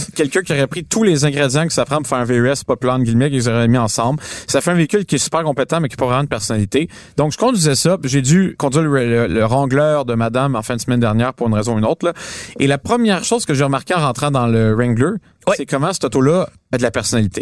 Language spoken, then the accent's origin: French; Montreal, Quebec, Canada; on est des Montréalais